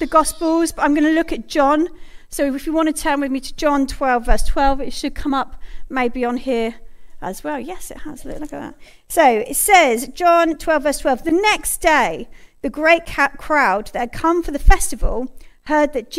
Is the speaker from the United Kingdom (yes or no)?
yes; United Kingdom; as a British nation